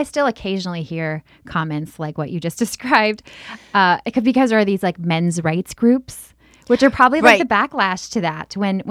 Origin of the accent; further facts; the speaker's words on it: Minnesota, United States; I grew up in Minnesota.